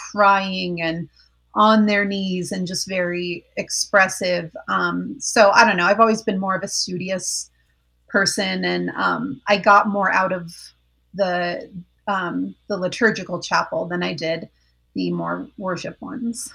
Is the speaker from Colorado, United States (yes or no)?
yes; Colorado Springs, Colorado, United States; moved away as an adult; also born or lived in Orange County, California; I grew up in Colorado Springs